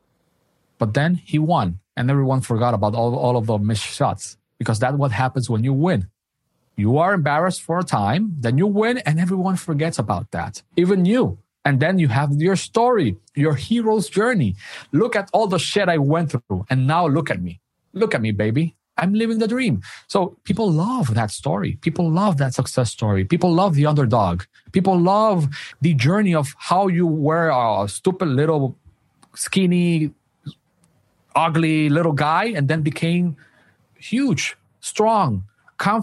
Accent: Dominican Republic; I'm from Dominican Republic.

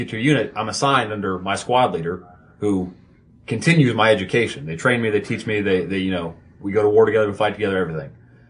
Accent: Georgia, United States; I'm from Georgia.

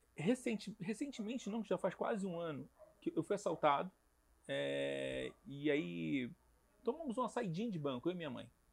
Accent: Rio de Janeiro, Brazil; eu sou carioca

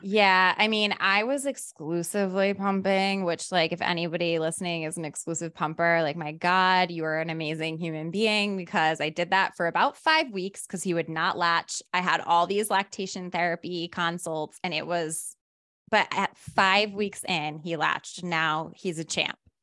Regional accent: Rhode Island, United States; now in Los Angeles, United States; my hometown

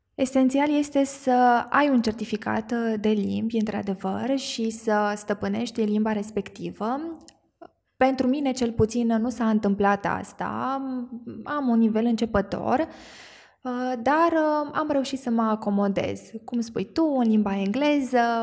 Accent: Mehedinți County, Romania; sunt uh, născută și crescută în Mehedin

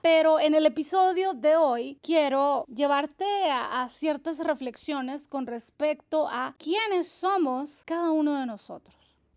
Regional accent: El Salvador; soy salvadoreña, de profesión soy chef, nutricionista y terapeuta holística

